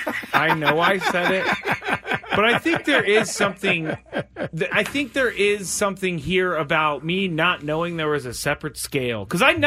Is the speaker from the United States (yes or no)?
yes; United States; because I'm an American. I am not a Thai person. Okay? I am not Thai. I don't know if you knew that or not. I grew up here. The United States.